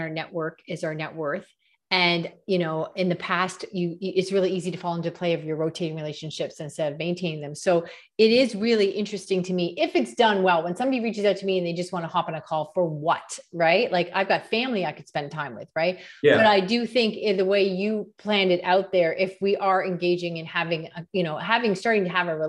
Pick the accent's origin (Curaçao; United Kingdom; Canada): Canada; As a Canadian